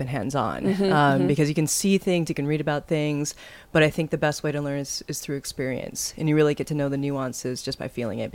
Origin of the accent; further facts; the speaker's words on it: Seattle, Washington, United States; also born or lived in San Francisco; now in Akron, United States; I'm moving from the West Coast, where I grew up in Seattle, and then most recently in San Francisco to Ohio.